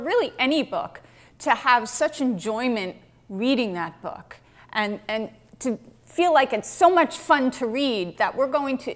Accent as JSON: {"language": "English", "town": "West Orange", "region": "New Jersey", "country": "United States", "tie": "born or raised there", "said": "growing up in Jersey, I was very much a bookish girl"}